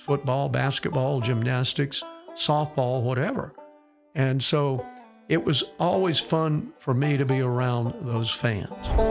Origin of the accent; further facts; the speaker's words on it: Fayette, Alabama, United States; I grew up in Fayette, uh, over in West Alabama